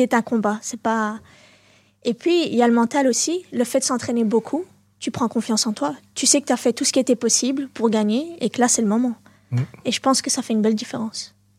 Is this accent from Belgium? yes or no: yes; Molenbeek-Saint-Jean, Brussels-Capital Region, Belgium; also born or lived in Berchem-Sainte-Agathe; now in Anderlecht, Belgium; je suis née à Berkem-Saint-Agathe, j'ai grandi à Molenbeek ah et là j'habite à Anderlecht